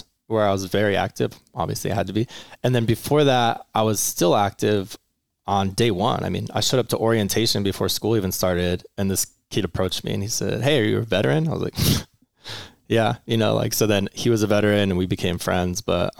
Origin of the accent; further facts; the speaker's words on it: Menifee, California, United States; also born or lived in Long Beach; Kind of here, actually. So Marietta Menifee. But actually, it's a really hard question. I grew up everywhere. I was like born in Long Beach. My parents moved every 3 years.